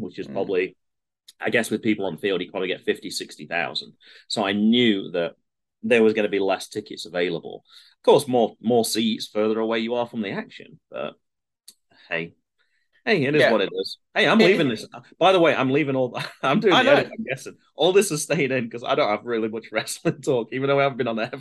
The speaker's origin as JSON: {"language": "English", "country": "United Kingdom", "moved": "as an adult", "lives_now": "United States", "said": "I'm British."}